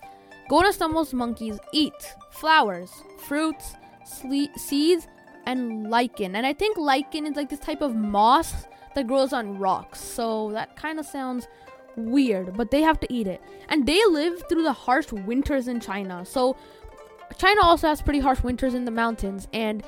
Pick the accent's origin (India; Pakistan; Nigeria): India; me and Abby are from India, so this is where I was born